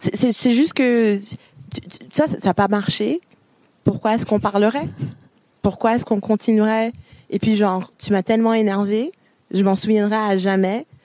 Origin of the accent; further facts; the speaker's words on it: Ontario, Canada; moved away as an adult; also born or lived in Montreal, Quebec; now in France; Je suis née à Montréal, mais j'ai grandi en Ontario